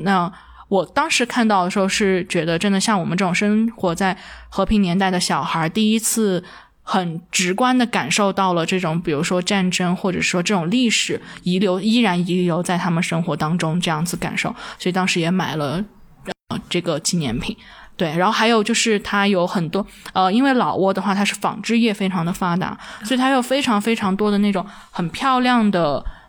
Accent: Dali, Yunnan, China; also born or lived in Kunming; 我自己本身，我老家就是大礼的

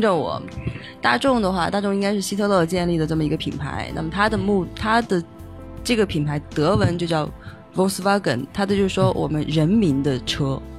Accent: China; 我们中国人

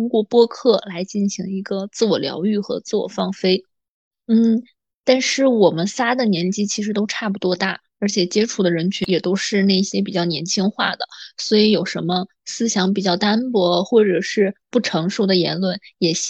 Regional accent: Jilin, China; accent: Northeastern (Dongbei); moved away as an adult; also born or lived in Heilongjiang; now in Rizhao, China; 说话有点东北味儿的就是我喽。我的老家是吉林省的一个小城市，现在定居的日照算是我的第二故乡吧，在这里。工作也有四年的时间了，

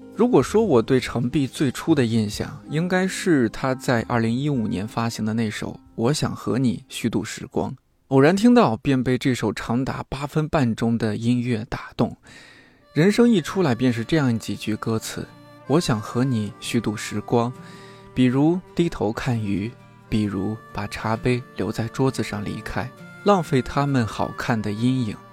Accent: Shanxi, China; 山西人、山东人，我们这个吃面特别的不能这个将就的事儿。

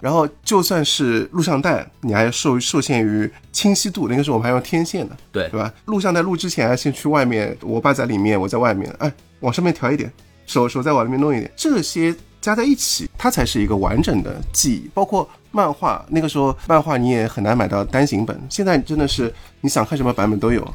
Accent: China; 我们中国人

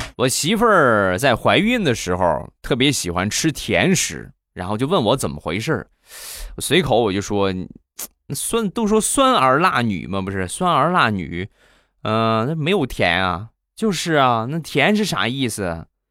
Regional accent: Rizhao, Shandong, China; 我们家乡的特产，日照绿茶

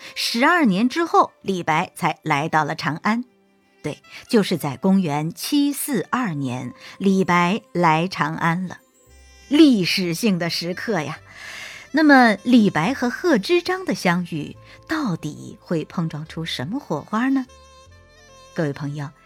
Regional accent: Zhejiang, China; also born or lived in Siming Mountain area, Zhejiang; now in Liaoning, China; 辽宁呢，是我现在工作和生活的地方，而浙江呢，是我的家乡

